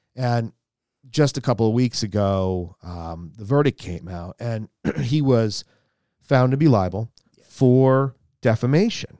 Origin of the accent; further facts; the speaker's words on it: United States; we as American citizens